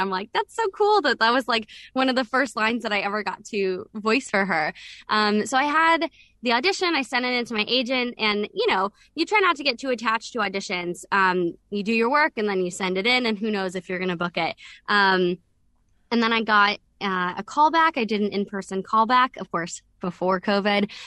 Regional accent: the South of the United States, United States; I am from the South

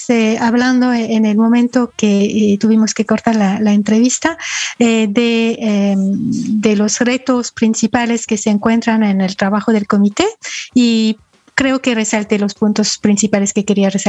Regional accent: France; also born or lived in Ecuador; Bueno, este, nací en Francia y crecí este, principalmente en Francia, pero también en Ecuador.

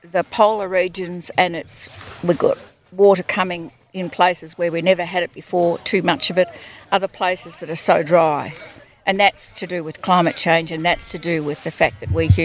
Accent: Kangaroo Flat, Victoria, Australia; I'm from Kangaroo Flat.

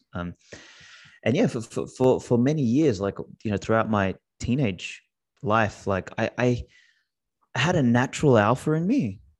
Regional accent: Australia; first language Macedonian; English is a second language; I was born in Australia, uh, my, my parents spoke Macedonian at home

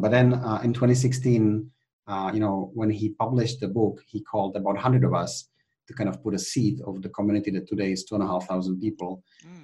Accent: Czechia; also born or lived in United Kingdom; now in Spain; I'm actually originally from the Czech Republic. Um, I was born in Czechoslovakia at the time

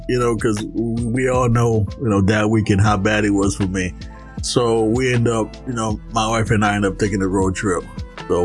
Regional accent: Florida, United States; moved away; I grew up in Florida.

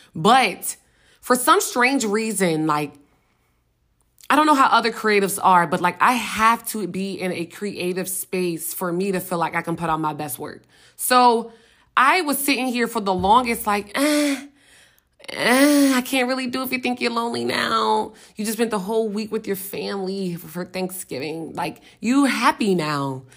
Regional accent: Richmond, Virginia, United States; moved away as an adult; now in Atlanta, United States; I'm from Richmond, Virginia. I moved to Atlanta

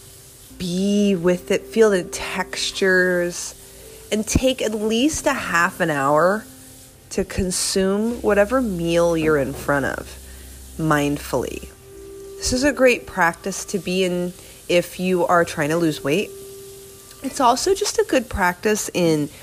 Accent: New York, United States; moved away; inside I am still a New Yorker

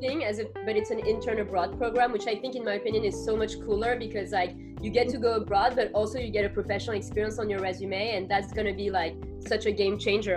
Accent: Paris, Île-de-France, France; moved away as an adult; now in New York, United States; I am originally from Paris, from France

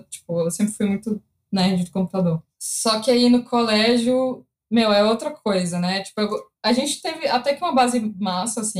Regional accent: Recife, Pernambuco, Brazil; born there; also born or lived in Belo Horizonte / Campinas; eu nasci em Recife, nessa época eu morava em BH, por causa do trampo do meu pai, a gente sempre é, mudou.

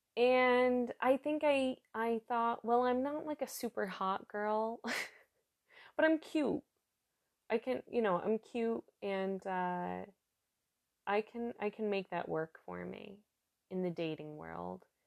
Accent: New York, United States; moved away as an adult; now in Germany; I'm from New York State

